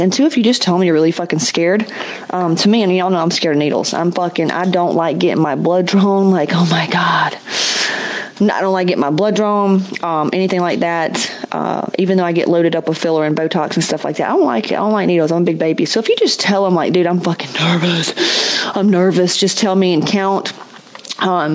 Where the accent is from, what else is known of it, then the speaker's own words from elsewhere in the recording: West Georgia, United States; I come from Southern Baptist, West Georgia